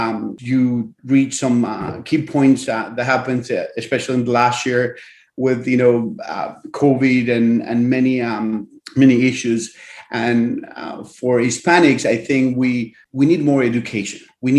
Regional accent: Argentina; now in United States; I was born and raised in Argentina. I'm an immigrant to this wonderful country.

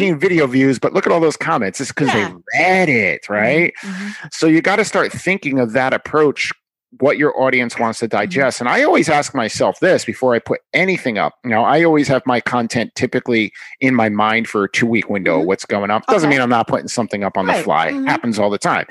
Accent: New York, United States; I'm from New York

